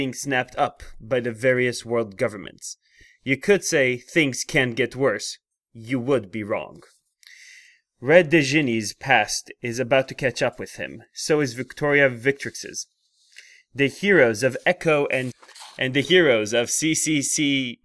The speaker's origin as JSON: {"language": "English", "country": "Israel", "also_born_or_lived": "Connecticut / Maryland", "moved": "as an adult", "said": "but a bit further back in origin, I come from Israel"}